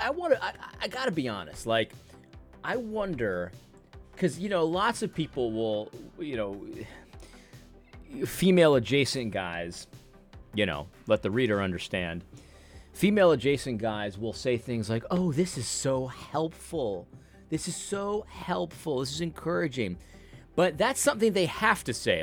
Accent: United States; I'm an American

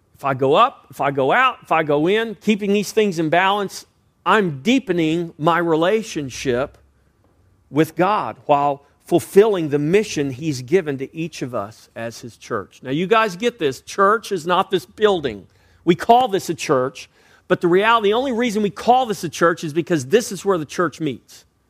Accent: Texas, United States; I was born and raised in Texas

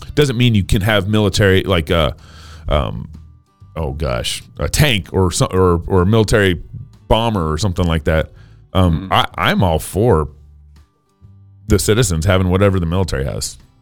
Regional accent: Texas, United States; now in Idaho, United States; I was born and raised in Texas

